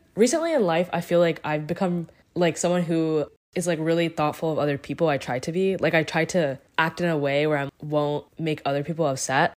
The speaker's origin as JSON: {"language": "English", "town": "Morrisville", "region": "North Carolina", "country": "United States", "tie": "born or raised there", "also_born_or_lived": "Cary, North Carolina", "said": "I grew up in Morrisville"}